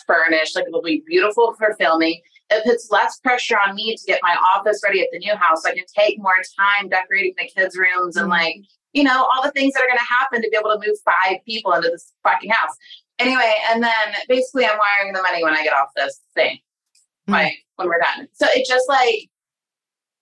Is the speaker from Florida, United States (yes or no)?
no; Sand Springs, Oklahoma, United States; I'm from Sand Springs, Oklahoma